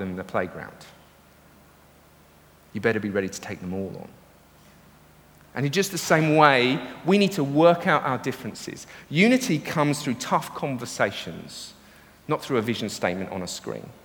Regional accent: United Kingdom; We're British

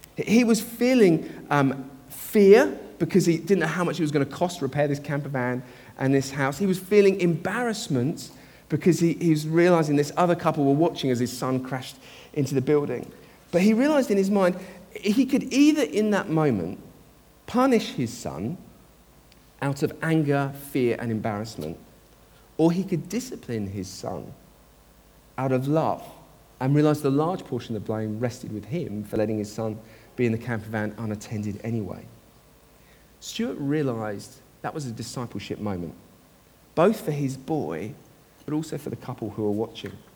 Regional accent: United Kingdom; us as British people.

